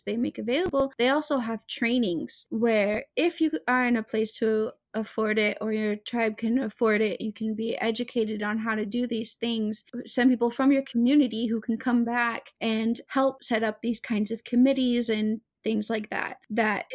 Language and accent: English; the South, United States; I grew up in the South